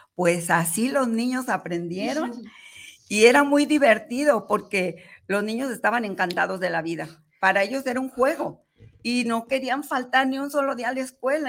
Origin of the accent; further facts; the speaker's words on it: Guadalajara, Jalisco, Mexico; Nací aquí en Guadalajara, Jalisco.